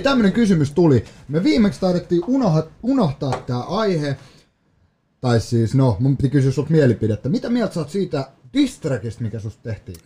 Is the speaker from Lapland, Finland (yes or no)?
no; Vantaa, Uusimaa, Finland; also born or lived in Joensuu, Finland; mä oon kasvanut Koivukylässä 18 vuotta ja en hehkuta kotikylää, mä rakastan mun kotikylää